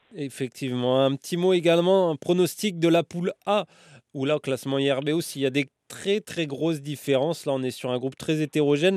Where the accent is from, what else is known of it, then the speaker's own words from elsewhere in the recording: France; chez nous en France